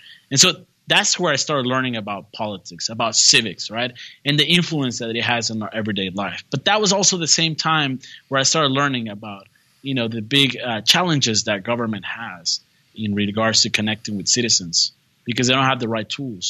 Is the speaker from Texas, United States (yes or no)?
yes; a border town in Texas, United States; also born or lived in San Antonio, Texas; So I grew up in a border town in Texas in a bicultural setting